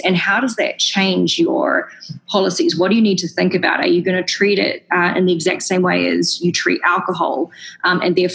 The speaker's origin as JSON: {"language": "English", "country": "New Zealand", "moved": "yes", "said": "if I'm working again in New Zealand in the future, which I, of course, hope to do, it's my home country"}